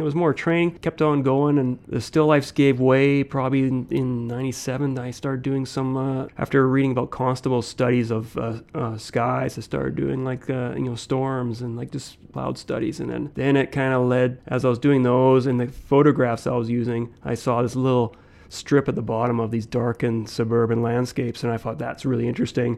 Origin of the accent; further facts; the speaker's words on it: Saskatoon, Saskatchewan, Canada; also born or lived in Gillingham, England; I grew up Saskatoon. It's where I've been. My parents immigrated here in 1966 when I was a one years old.